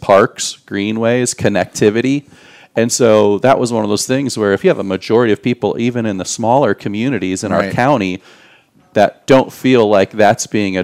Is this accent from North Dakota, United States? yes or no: no; outside of Chicago, Illinois, United States; moved away; as a kid growing up outside of Chicago